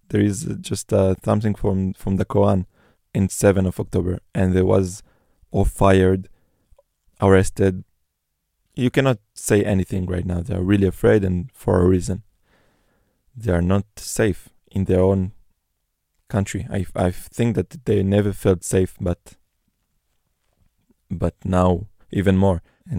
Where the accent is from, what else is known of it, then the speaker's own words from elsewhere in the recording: Neve Shalom, Jerusalem District, Israel; English is a second language; Before I'm an Israeli, before I'm a Jew, I'm from Neve Shalom Wacht El Salam. And this is the only place when I can feel fully understandable.